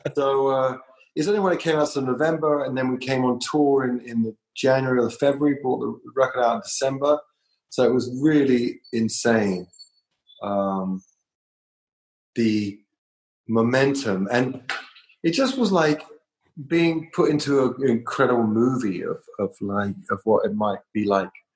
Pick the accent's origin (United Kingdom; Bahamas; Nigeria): United Kingdom; London; moved away as an adult; I came from London.